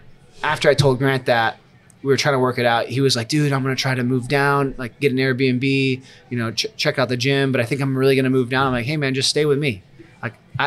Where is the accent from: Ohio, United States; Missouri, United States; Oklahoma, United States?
Missouri, United States; moved away as an adult; also born or lived in Kansas City, Missouri; now in South Florida, United States; Missouri, my hometown